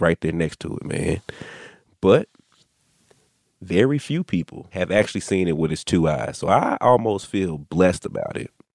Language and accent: English; Dallas, Texas, United States; I'm from Dallas.